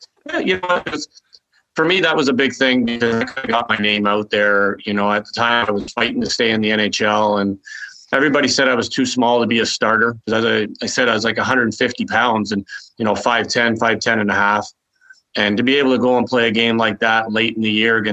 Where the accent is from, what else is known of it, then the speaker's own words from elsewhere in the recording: Toronto, Ontario, Canada; moved away; also born or lived in Quebec City; I was from Toronto